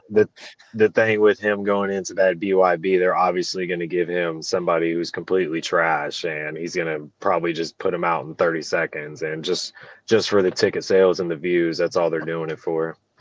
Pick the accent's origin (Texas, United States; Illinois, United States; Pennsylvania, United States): Illinois, United States; moved away as an adult; I'm originally from Illinois and I had to move back to Illinois, uh, due to I'm having another kid and that's where all my family's from.